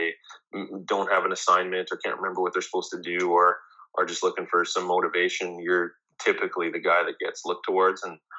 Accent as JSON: {"language": "English", "town": "Winnipeg", "region": "Manitoba", "country": "Canada", "tie": "born or raised there", "said": "Well, I was born and raised in Winnipeg. I've been here my whole life."}